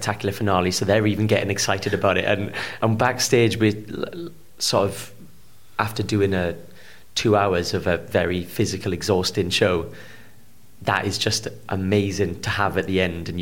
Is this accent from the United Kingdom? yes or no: yes; Port Talbot, Wales, United Kingdom; I'm from Port Talbot, which is sort of known for either its steel or its actors